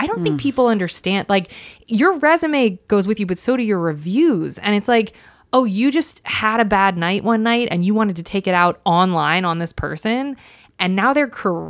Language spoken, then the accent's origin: English; Ohio, United States